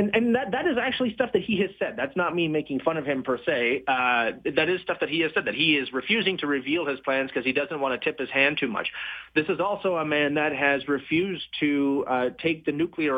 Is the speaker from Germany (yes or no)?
no; Canada; as a Canadian